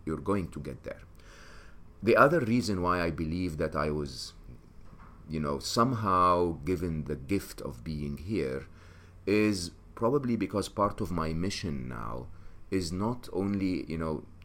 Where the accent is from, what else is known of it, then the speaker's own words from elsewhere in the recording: Egypt; moved away; I'm an Egyptian. I was born and raised in Egypt.